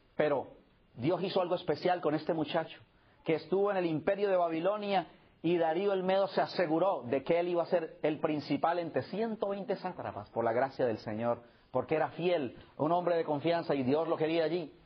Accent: Colombia; moved away

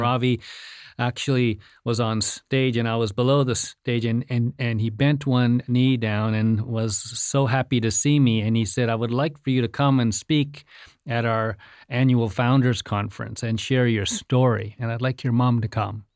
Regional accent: India; moved away; I was born in India

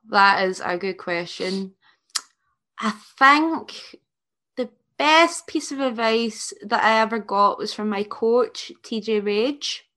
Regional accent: Scotland, United Kingdom

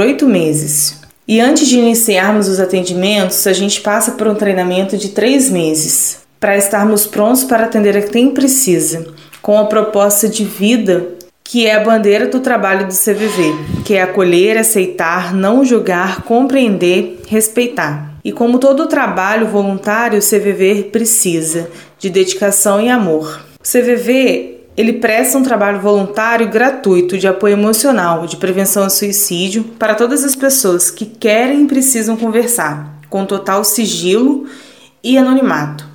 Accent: Volta Redonda, Rio de Janeiro, Brazil; sou de Volta Redonda, tenho 33 anos

